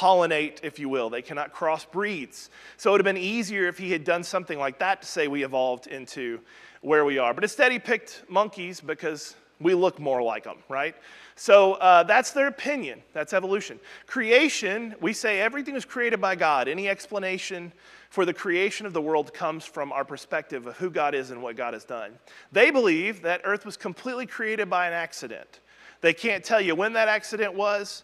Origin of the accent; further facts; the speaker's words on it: Southwest Missouri, United States; now in Alabama, United States; although I've lived in Alabama far longer than anywhere I've ever lived in my life, when I was raised up in Southwest Missouri